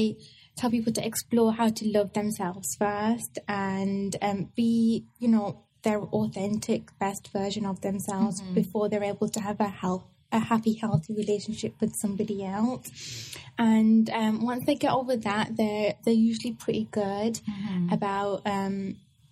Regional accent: England, United Kingdom; I was born in England

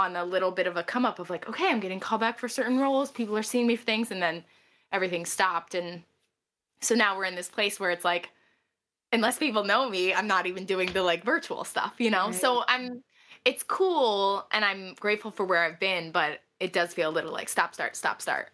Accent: Wilkes-Barre, Pennsylvania, United States; now in New York City, United States; I'm from Wilkes-Barre, Scranton, Pennsylvania. Living in New York City

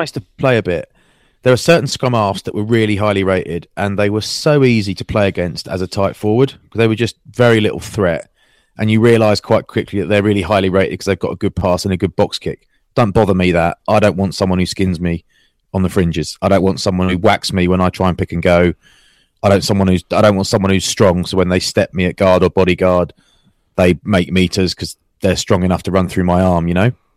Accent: Maidstone, South East England, United Kingdom; my hometown. Glorious Maidstone.

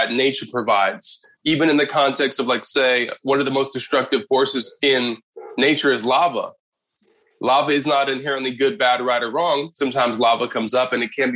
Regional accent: Inglewood, California, United States; I was born in Inglewood, California

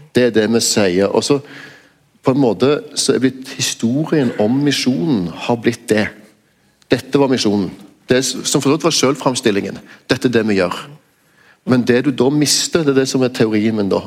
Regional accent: Stavanger, Rogaland, Norway; min hjemby

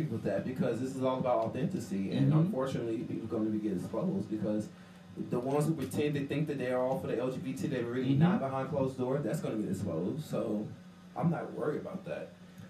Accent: Alabama, United States; I'm from Alabama.

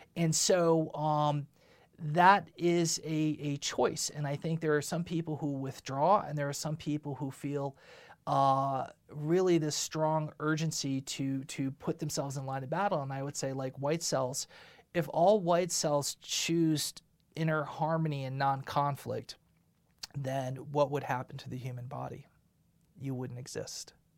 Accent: United States; I am American. I am not from a foreign country

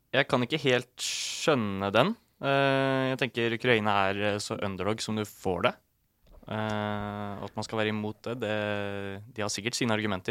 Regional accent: Ytre Enebakk, Akershus, Norway; Jeg er fra Follo

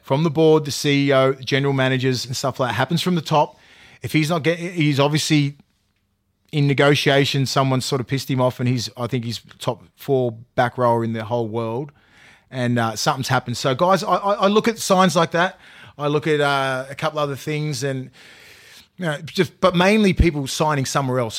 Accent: Australia; also born or lived in New Zealand; I was born up in, I was brought up in Australia, born in New Zealand

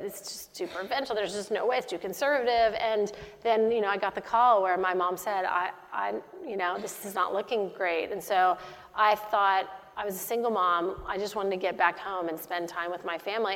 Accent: Dallas, Texas, United States; moved away as an adult; also born or lived in West Coast / Middle East; I'm from Dallas, Texas

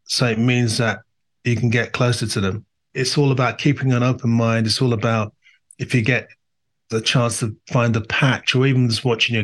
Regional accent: London, United Kingdom; I was born in Northwest London in an area that, you know, had immigrants

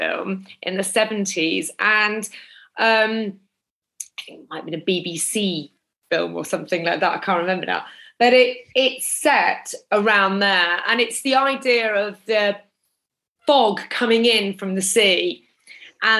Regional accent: Norwich, East of England, United Kingdom; I'm from the city, actually. I'm from Norwich.

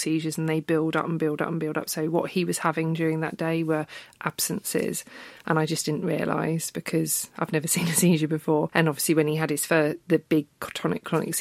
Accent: Brighton, South East England, United Kingdom; moved away; And I'm from Brighton originally.

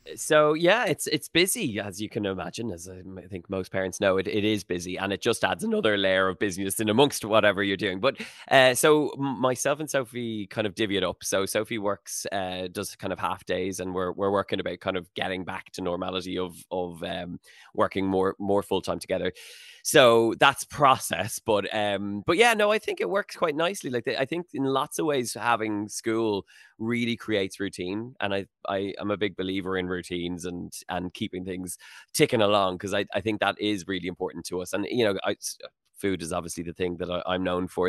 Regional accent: Howth, Leinster, Ireland; moved away as an adult; also born or lived in Sutton, Dublin / Los Angeles; I grew up in Houghton

